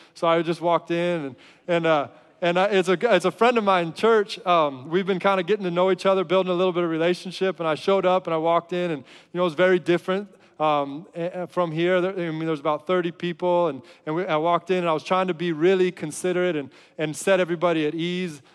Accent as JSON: {"language": "English", "country": "United States", "said": "as an American"}